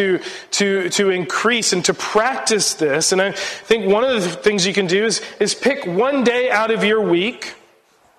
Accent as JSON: {"language": "English", "country": "United States", "said": "being an American and the cultural baggage that I bring with me"}